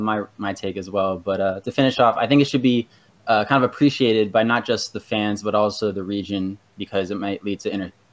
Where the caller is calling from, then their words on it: Bristow, Virginia, United States; Hey, I'm calling from Bristow, Virginia.